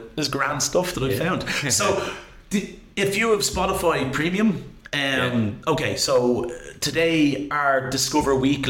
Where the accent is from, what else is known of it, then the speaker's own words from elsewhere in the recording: Rush, Leinster, Ireland; Growing up in Rush was great.